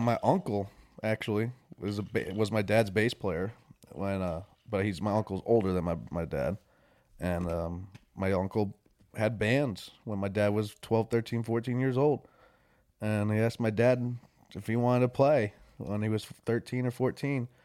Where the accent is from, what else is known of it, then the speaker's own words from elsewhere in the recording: Warwick, New York, United States; moved away as an adult; also born or lived in New Jersey / Florida / West Virginia; now in Nashville, United States; I grew up in Warwick, New York, where it's farm town